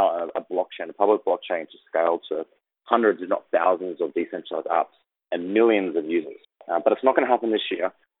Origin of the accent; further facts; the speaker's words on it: Australia; I grew up in Australia